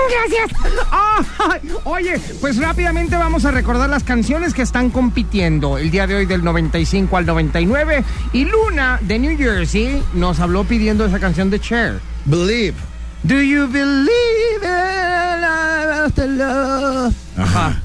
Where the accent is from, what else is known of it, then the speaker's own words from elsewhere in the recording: Guadalajara, Jalisco, Mexico; es un platillo típico de mi ciudad. Yo vengo de Guadalajara